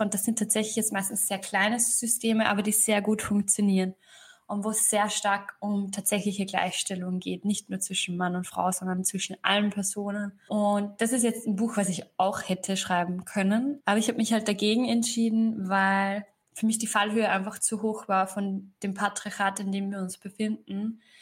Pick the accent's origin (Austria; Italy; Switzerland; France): Austria; Upper Austria; moved away as an adult; now in Berlin, Germany; ich bin am Land aufgewachsen in Oberösterreich